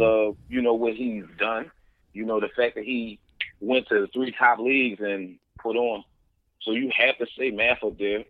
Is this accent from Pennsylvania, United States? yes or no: yes; Philadelphia, Pennsylvania, United States; I'm from Philly